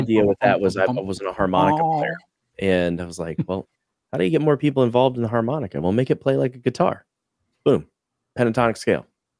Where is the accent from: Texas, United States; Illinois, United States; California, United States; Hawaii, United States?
Illinois, United States; I'm born and raised in Illinois, right?